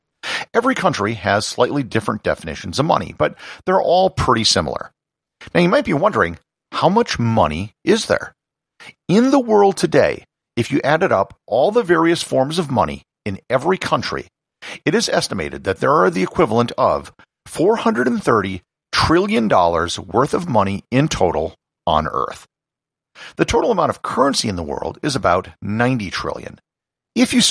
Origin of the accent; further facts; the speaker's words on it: New Mexico, United States; There are many wonderful things for people to learn about my home state of New Mexico